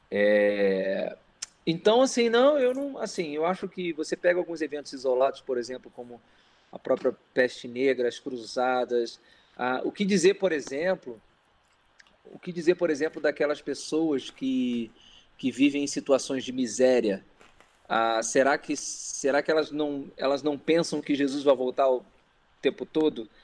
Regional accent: Rio de Janeiro, Brazil; Carioca. Carioca da Gema. Nasci no Rio mesmo, não é interior, não é Rio Estado, é capital mesmo.

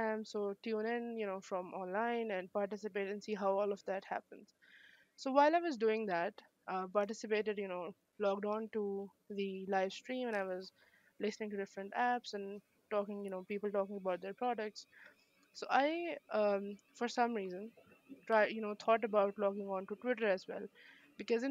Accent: Pakistan; also born or lived in Islamabad, Pakistan; I was studying in Islamabad, yeah, Pakistan. I moved from my hometown, which is a bit away from here, because of better education.

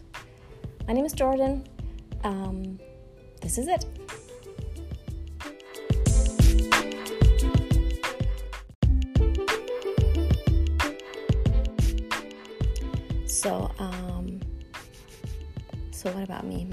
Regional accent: Germany; moved away as an adult; also born or lived in United States; I grew up in Germany

